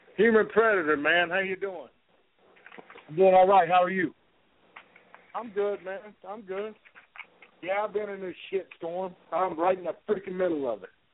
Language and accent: English; West Virginia, United States; West Virginia is my home state, as my little say. I grew up there most of my life anyway. I'm just an old country boy.